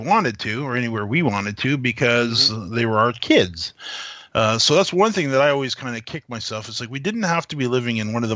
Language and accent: English; Canada; being a Canadian